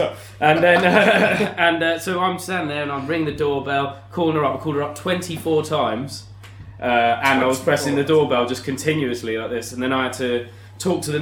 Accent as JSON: {"language": "English", "region": "London", "country": "United Kingdom", "tie": "born or raised there", "said": "I grew up in Zone 5, southeast London. Was in Petswood, Bromley area."}